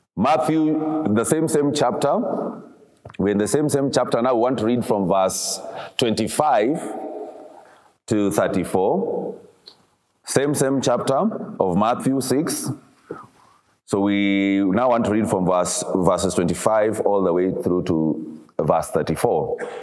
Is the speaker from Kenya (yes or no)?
yes; Kisumu, Kisumu County, Kenya; I grew up in Kisumu.